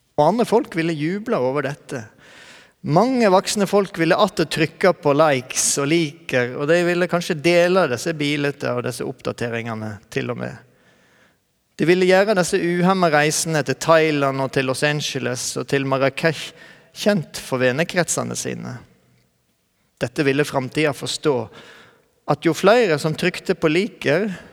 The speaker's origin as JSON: {"language": "Norwegian", "country": "Norway"}